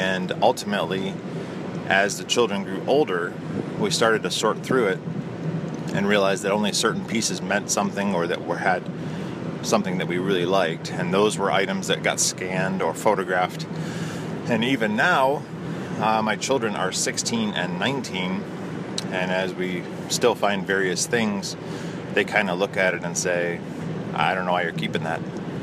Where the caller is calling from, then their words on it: Toledo, Ohio, United States; I'm calling from the Toledo, Ohio area.